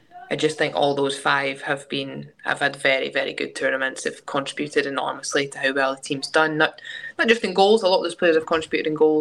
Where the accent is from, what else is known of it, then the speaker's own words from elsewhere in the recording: Scotland, United Kingdom; now in England; being Scottish